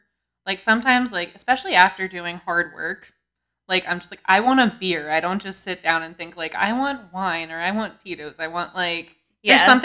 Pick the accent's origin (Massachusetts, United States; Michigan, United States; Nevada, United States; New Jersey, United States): New Jersey, United States; Red Bank; I'm from Red Bank.